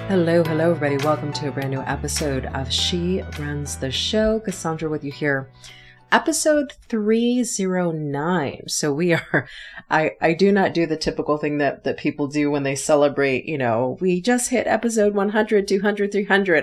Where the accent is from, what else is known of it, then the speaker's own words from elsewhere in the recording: Connecticut, United States; moved away; also born or lived in New York City; I am from the East Coast. I'm originally from Connecticut